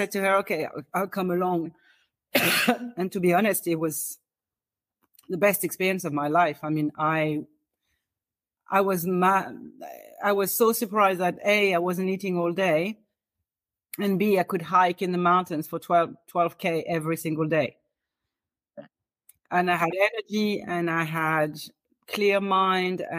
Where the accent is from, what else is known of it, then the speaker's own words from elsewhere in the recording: France; moved away as an adult; now in Dublin, Ireland; I'm originally from France